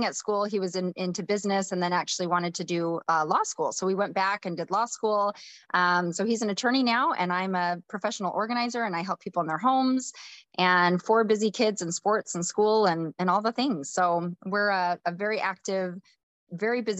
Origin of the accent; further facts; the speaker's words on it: North Idaho, United States; I grew up in a small farm town, born and raised in the church. My husband and I met at school, University of Idaho. We're from North Idaho area